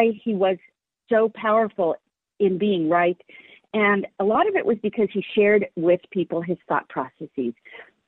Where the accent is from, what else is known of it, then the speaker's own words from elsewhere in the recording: San Francisco, California, United States; I was raised in San Francisco and was part of the San Francisco scene.